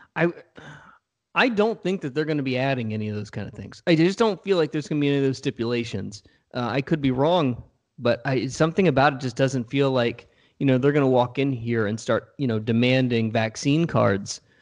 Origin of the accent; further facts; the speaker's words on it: Richmond, Virginia, United States; I'm from Richmond